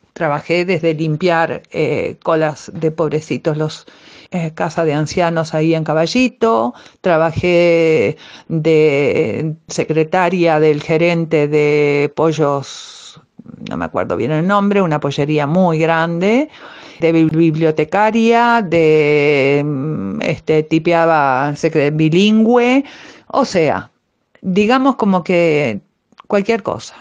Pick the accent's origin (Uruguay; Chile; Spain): Uruguay; Soy uruguaya